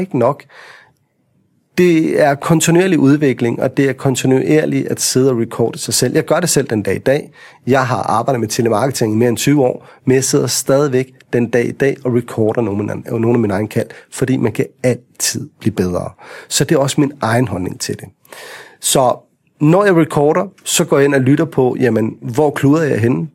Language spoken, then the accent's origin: Danish; Vestegnen, Capital Region of Denmark, Denmark; når vi er fra Vestegnen